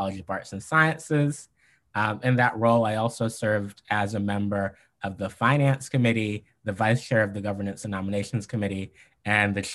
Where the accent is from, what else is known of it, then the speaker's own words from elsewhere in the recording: Maryland, United States; I'm from the great state of Maryland